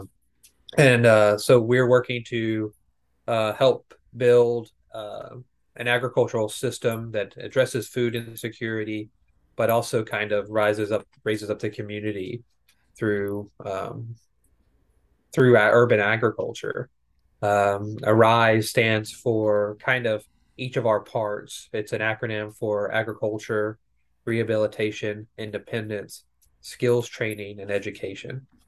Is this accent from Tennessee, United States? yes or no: yes; rural Tennessee, United States; moved away as an adult; also born or lived in West Plains, Missouri; now in Jefferson City, United States; I was born in West Plains, Missouri. Um, I moved to rural Tennessee when I was about eight years old, and I lived there for almost twenty years